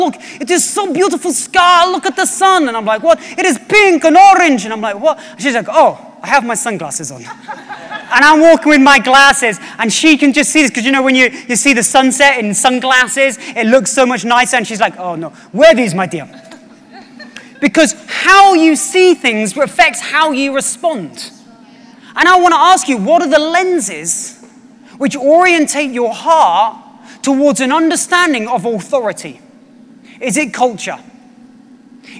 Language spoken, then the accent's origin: English; British / English, England, United Kingdom; also born or lived in United States; I went to America when I was 19 and I was like, oh my gosh, I am British